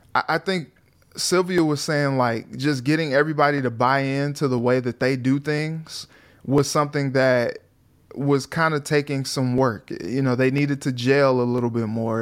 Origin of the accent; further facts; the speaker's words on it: St. Louis, Missouri, United States; I'm from St. Louis